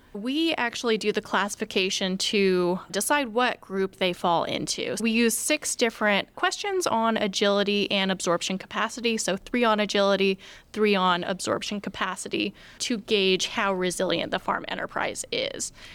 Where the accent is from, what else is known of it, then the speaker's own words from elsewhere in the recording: Oregon, United States; moved away as an adult; now in West Lafayette, United States; originally I'm from Out'n Oregon. I grew up on a farm